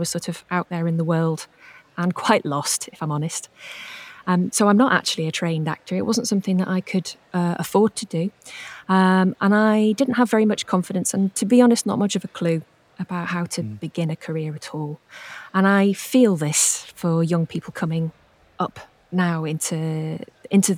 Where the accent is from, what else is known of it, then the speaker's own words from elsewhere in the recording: Wrexham, Wales, United Kingdom; I'm from Wrexham in North Wales, so my nearest theatre was Theatre Clwyd.